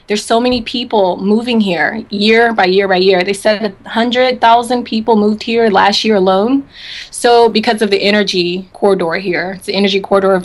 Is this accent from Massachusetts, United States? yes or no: no; Memphis, Tennessee, United States; also born or lived in California / Washington, D.C.; now in Houston, United States; Yeah, I grew up in between California, D.C., Memphis. I spent a lot of my high school years in Memphis, Tennessee.